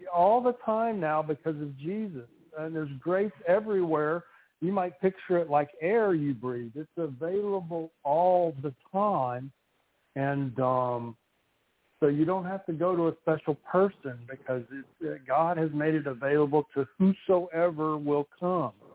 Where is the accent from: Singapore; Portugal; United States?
United States; Louisiana; I grew up in Louisiana